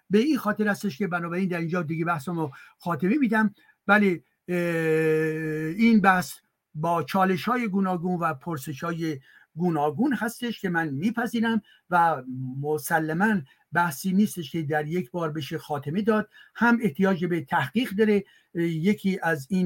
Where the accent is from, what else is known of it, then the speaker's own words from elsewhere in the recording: France; born there; منی که در فرانسه متولد, متولد شدم ولی که بخش عمده زندگیم در اینجا هستش